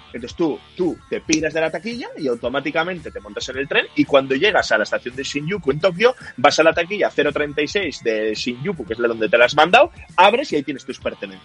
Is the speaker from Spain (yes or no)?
yes; Bilbao, Basque Country, Spain; somos de Bilbao